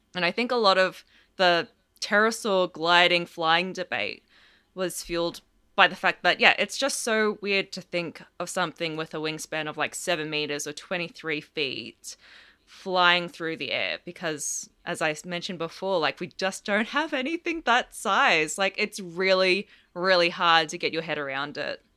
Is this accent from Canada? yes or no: no; Australia; I'm Australian as well